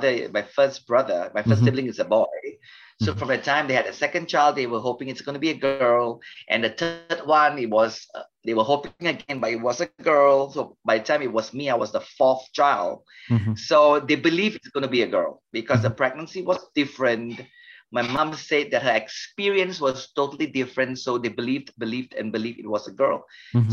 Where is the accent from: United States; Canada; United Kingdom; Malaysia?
Malaysia; Melaka, Malacca; I come from a state, we call it state, a city called Melaka. Melaka is a popular state in Malaysia.